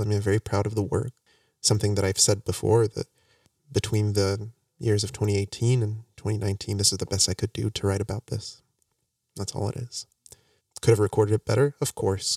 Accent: Morocco; now in United States; I came back from Morocco

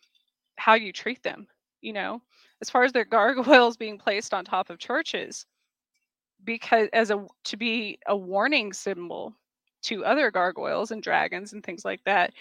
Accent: Gila wilderness, southwestern New Mexico, United States; moved away; growing up in the Gila wilderness in southwestern New Mexico

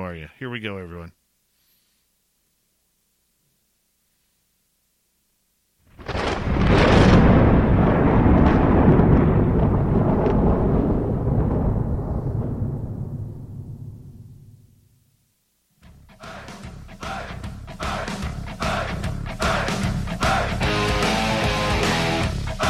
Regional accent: Canada; I'm Canadian

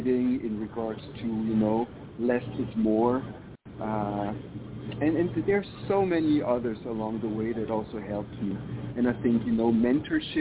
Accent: Switzerland; moved away as an adult; also born or lived in Africa; now in Las Vegas, United States; originally I'm from Switzerland. Originally I was born in Africa, but moved to Switzerland when I was like 3 months old. So I've lived there until my mid-30s

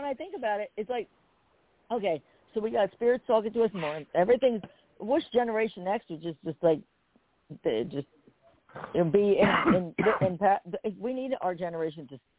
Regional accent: Perth Amboy, New Jersey, United States; I grew up in a city. So my Perth Amboy is a city.

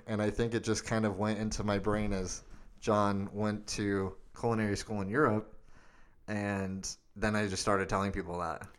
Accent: Arizona, United States; growing up in Arizona

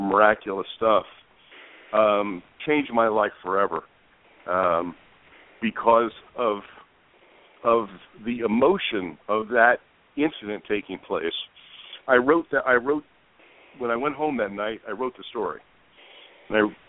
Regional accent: Princeton, New Jersey, United States; moved away as an adult; now in Las Vegas, United States; my hometown in Princeton, New Jersey, which is a beautiful small town

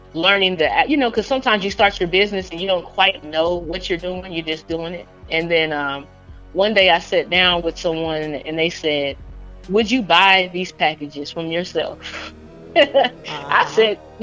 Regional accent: Indiana, United States; now in Atlanta, United States; I'm from Indiana, so it's not like there was a lot of resources there available

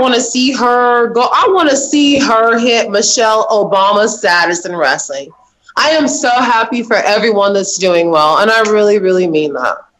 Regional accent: Champaign, Illinois, United States; Champaign, Illinois.

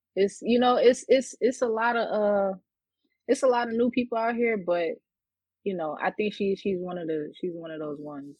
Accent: New York City, New York, United States; I'm from Queens, New York.

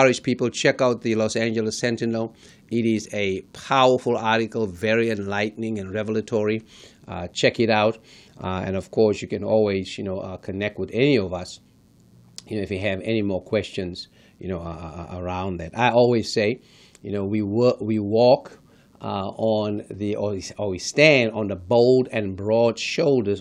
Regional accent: South Africa; moved away; one was born and raised in South Africa

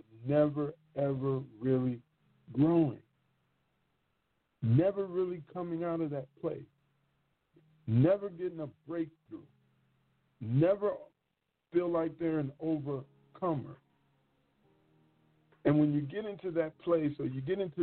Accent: Michigan, United States; I'm from Michigan

